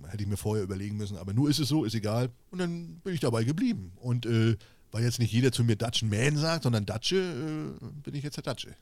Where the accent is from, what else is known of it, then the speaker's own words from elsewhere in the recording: East Germany, Germany; ich komme ja aus dem Osten